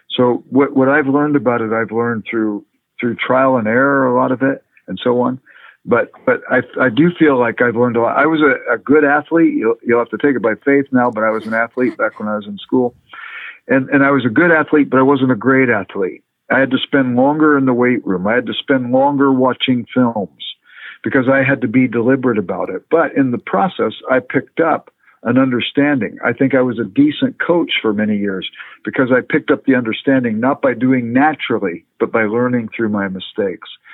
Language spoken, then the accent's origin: English; Los Angeles, California, United States; moved away; I grew up in Los Angeles